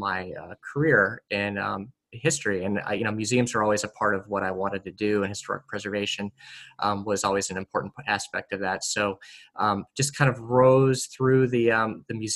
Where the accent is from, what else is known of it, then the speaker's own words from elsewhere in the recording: East Coast, United States; also born or lived in Midwest; I grew up born in the Midwest, but moved to the East Coast when I was about 10 years old, and have been kind of living in the Eastern Seaboard for most of my life, and grew up with obviously some rich history around me